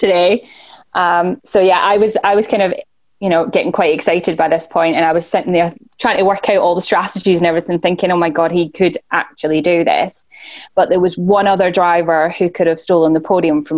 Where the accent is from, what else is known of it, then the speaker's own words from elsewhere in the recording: Scotland, United Kingdom; I'm from Scotland.